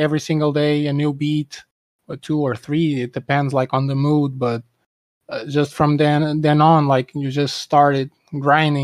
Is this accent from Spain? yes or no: no; Portugal; I'm from Portugal.